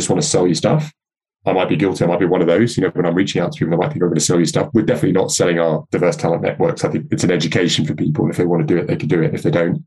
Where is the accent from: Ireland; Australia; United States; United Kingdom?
United Kingdom; London; I grew up in North London back in the sort of 70s and early 80s.